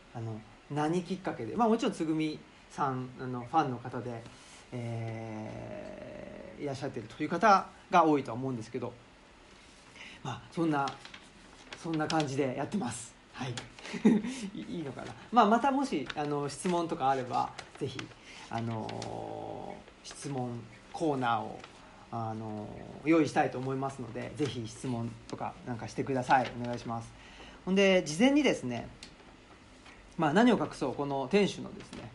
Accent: Urawa, Saitama, Japan; moved away as an adult; also born or lived in Kobe; now in Higashiyoshino, Japan; 僕はあの関東人なんですね関東人あの埼玉県の浦和市でずっと育ちまして22年間浦和市に住んでまして

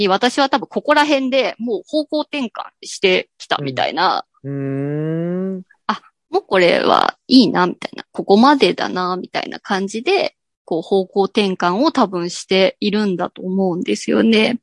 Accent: Gunma, Japan; born or raised there

